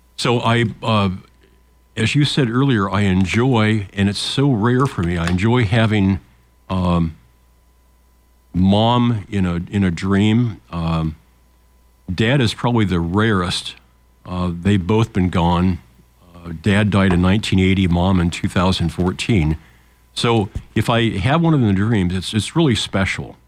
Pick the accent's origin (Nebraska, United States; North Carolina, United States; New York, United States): Nebraska, United States; Lincoln; when we were kids growing up in Lincoln